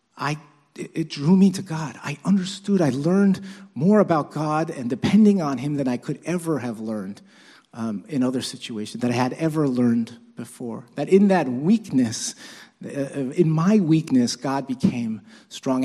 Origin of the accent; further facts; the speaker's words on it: New York City, New York, United States; I'm Chinese, although my parents were born in Korea, but, uh, but, and I was born in Brooklyn, actually.